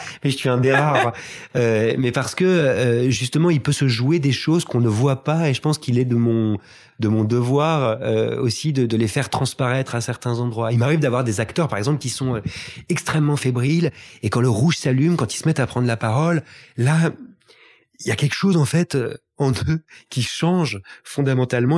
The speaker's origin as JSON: {"language": "French", "town": "La Celle-Saint-Cloud", "region": "Île-de-France", "country": "France", "tie": "born or raised there", "also_born_or_lived": "Paris / Wimbledon, London", "said": "je suis né à Paris, mais j'ai grandi en banlieue parisienne, en banlieue ouest, dans une famille extrêmement bourgeoise, à la Selle Saint-Cloud"}